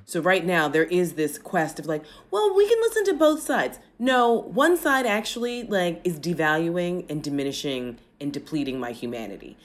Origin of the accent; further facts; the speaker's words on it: United States; also born or lived in New York; I'm born and raised in the States